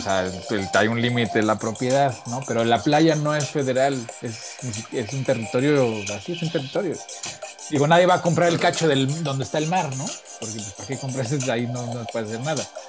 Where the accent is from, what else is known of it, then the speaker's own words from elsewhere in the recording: Mexico; also born or lived in United States; soy mexicano, pero también soy gringo